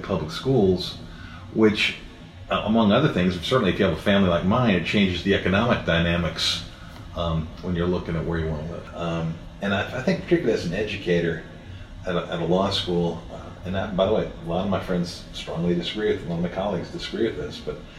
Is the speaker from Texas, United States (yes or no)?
no; Indiana, United States; now in Oxford, United States; growing up in Indiana